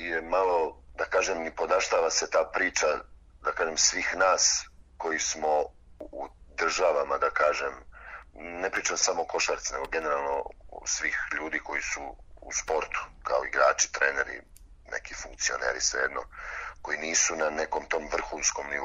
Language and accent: Croatian; Bačka Topola, Vojvodina, Serbia; moved away as an adult; also born or lived in Novi Sad / Belgrade; now in Debrecen, Hungary; ja sam iz, iz Bačke Topole rodom, kasnije sam se preselio, sa suprugom smo se odselili u Beograd, ali u Novom Sadu sam završio fakultet za sport